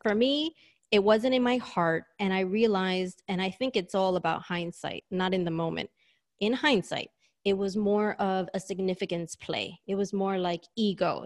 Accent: New York, United States; moved away as an adult; now in Sydney, Australia; I'm a native New Yorker, hence my accent

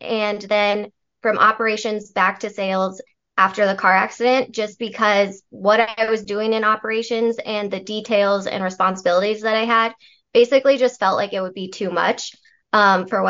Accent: Colorado, United States; I wasn't at that stage in my life yet that I was ready to leave my hometown

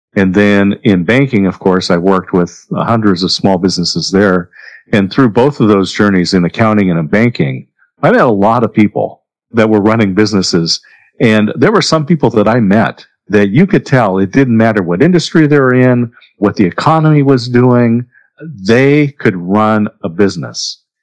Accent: Corvallis, Oregon, United States; also born or lived in Southern California; I did grow up in Oregon, in Corvallis, Oregon. I was born in Southern California

